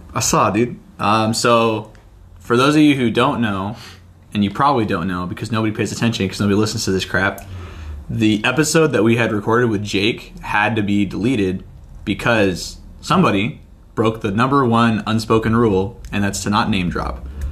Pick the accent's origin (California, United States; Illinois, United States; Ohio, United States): California, United States; moved away; I'm from California